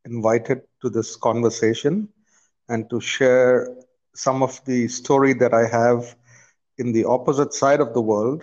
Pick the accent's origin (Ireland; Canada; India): India; So I part of growing up in India involved traveling around India because my father was an installation engineer